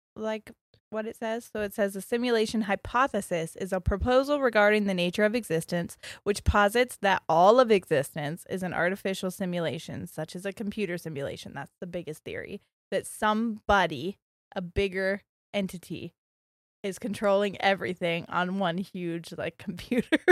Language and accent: English; Ohio, United States; we're from Ohio